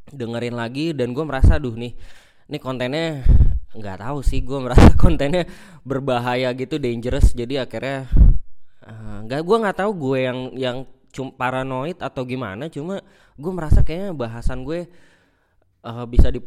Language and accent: Indonesian; Bekasi, West Java, Indonesia; ya gua nggak milih gua orang Bekasi gitu